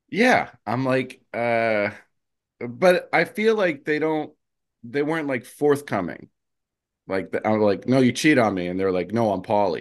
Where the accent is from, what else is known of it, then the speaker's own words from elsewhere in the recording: New Jersey, United States; I'm from Jersey.